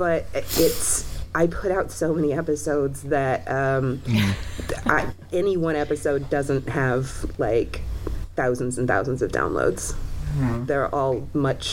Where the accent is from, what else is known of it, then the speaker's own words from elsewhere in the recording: Texas, United States; I am from Texas